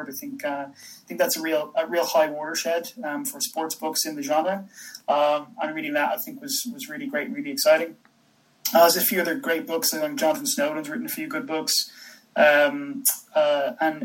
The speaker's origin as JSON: {"language": "English", "town": "Dublin", "region": "Leinster", "country": "Ireland", "tie": "born or raised there", "moved": "yes", "lives_now": "Birmingham, United Kingdom", "said": "I'm from Ireland. I'm from Dublin, but I'm in Birmingham in the UK right now. But Irish born and bred."}